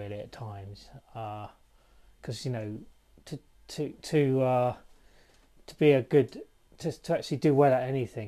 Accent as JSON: {"language": "English", "town": "Marlow", "region": "South East England", "country": "United Kingdom", "tie": "born or raised there", "also_born_or_lived": "Australia / Israel / Brighton / Bath", "said": "I grew up in Marlow"}